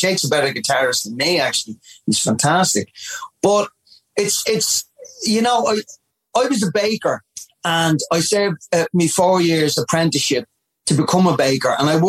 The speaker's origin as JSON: {"language": "English", "town": "Dublin", "region": "Leinster", "country": "Ireland", "said": "I was from Ballymun."}